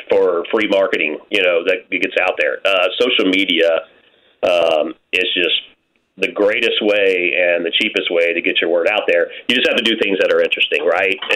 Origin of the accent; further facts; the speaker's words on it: Louisiana, United States; I'm from Louisiana, and this Chicago cane sauce is not the same.